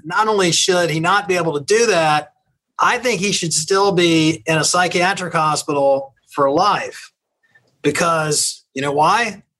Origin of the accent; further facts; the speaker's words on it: Jacksonville, Florida, United States; now in Chicago, United States; I'm from Jacksonville.